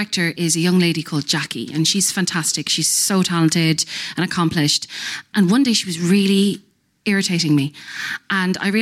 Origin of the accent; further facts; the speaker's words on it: Ireland; we don't tut in Ireland